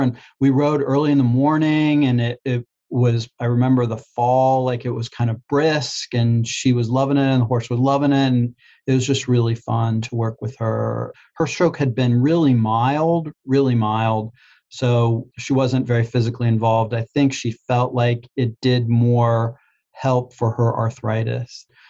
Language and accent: English; Pittsburgh, Pennsylvania, United States; moved away as an adult; also born or lived in Greensboro, North Carolina; I'm from Pittsburgh, Pennsylvania, and it was just outside of Pittsburgh